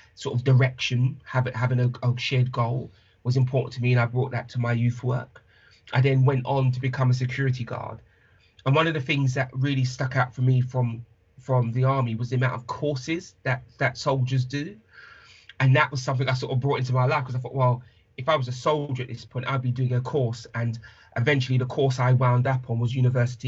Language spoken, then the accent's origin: English; London, United Kingdom; I was born in Paddington. I lived in Ladbroke Grove. I was raised by my mother